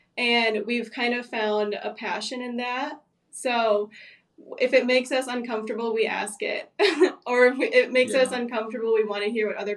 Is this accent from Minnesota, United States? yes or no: yes; Bloomington, Minnesota, United States; moved away as an adult; now in Florida, United States; We actually met in high school, our senior year, just through mutual friends. In Bloomington, Minnesota, actually. So we moved to Florida in 2020 from Minnesota.